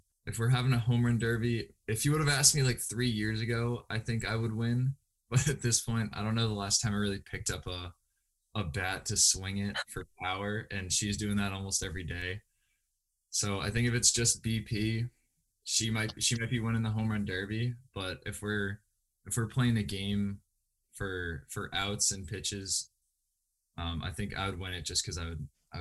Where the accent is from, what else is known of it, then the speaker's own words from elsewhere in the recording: New Hampshire, United States; Northeast Delta Dental Stadium in Manchester, New Hampshire. That was the home of our state championships